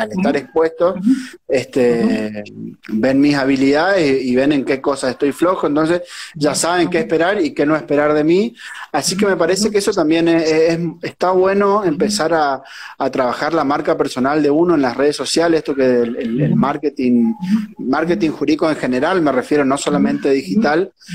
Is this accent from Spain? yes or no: no; Tres Isletas, Chaco, Argentina; yo soy eh, de un pueblito del interior del Chaco que se llama Tres Isletas